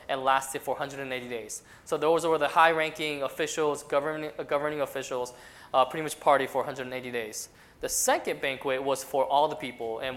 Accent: Colorado Springs, Colorado, United States; moved away as an adult; I grew up in Colorado Springs, Colorado. So Colorado Springs is where I did all my schooling from elementary school all the way up to college

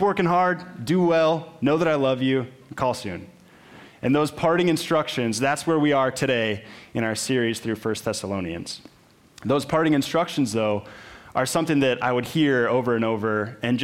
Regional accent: Minnesota, United States; I grew up in Minnesota, which meant I grew up playing hockey

